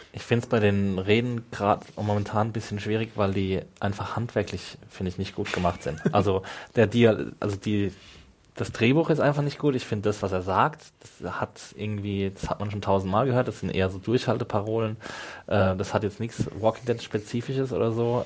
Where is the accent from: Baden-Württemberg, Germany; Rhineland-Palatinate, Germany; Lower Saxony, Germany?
Rhineland-Palatinate, Germany